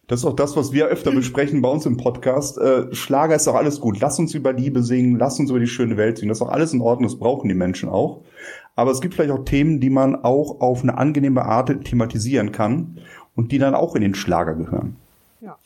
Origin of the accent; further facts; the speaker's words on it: Rhineland, Germany; als Rheinländer